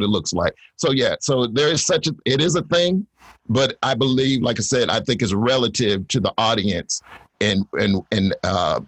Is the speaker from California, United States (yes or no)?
no; Northeast Ohio, United States; moved away as an adult; also born or lived in Atlanta; when I first moved to Atlanta, I'm from Northeast Ohio